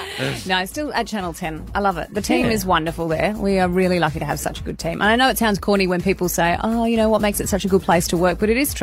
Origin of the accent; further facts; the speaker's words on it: Buderim, Queensland, Australia; moved away; Because I'm from Budrum